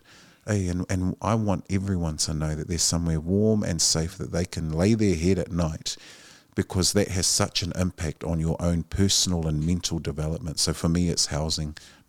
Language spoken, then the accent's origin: English; Otara, Auckland, New Zealand; Our family came up, we were raised on Preston Road in Otara.